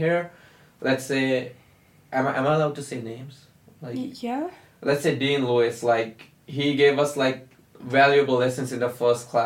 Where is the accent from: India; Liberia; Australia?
India; now in Tokyo, Japan; I'm from India originally, but I'm living in Tokyo for the past 6 years.